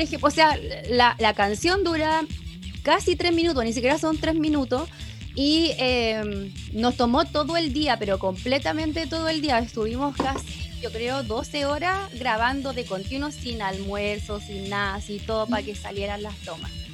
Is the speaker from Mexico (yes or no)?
no; Chile; a nosotros como chilenos